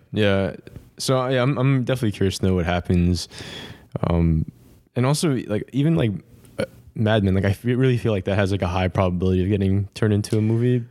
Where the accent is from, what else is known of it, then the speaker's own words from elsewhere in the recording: New York, United States; we're from New York